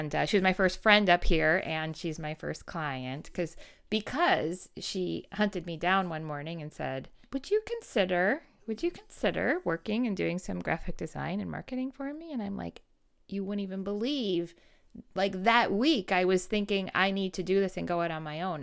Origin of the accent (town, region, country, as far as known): Wisconsin, United States